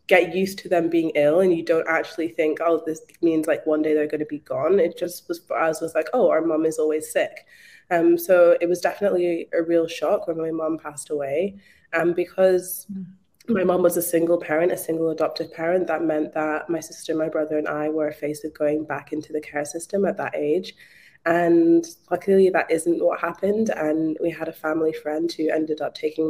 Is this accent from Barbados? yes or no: no; Scotland, United Kingdom; moved away as an adult; now in Melbourne, Australia; I'm actually from Scotland, but I moved to Australia in 2016.